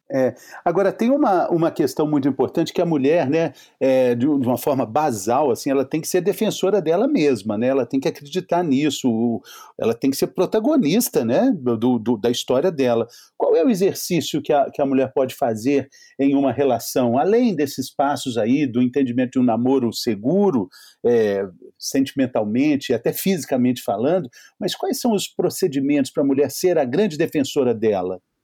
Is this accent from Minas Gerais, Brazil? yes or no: yes; Minas Gerais, Brazil; eu sou mineiro